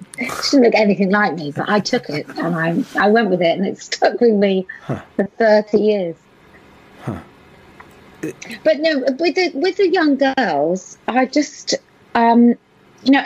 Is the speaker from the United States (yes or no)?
no; United Kingdom; in the UK